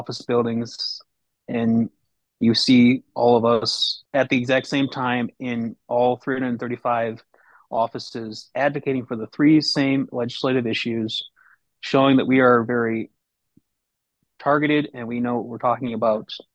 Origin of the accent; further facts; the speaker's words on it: Rochester, New York, United States; moved away as an adult; now in Baltimore, United States; I'm originally from the Rochester, New York area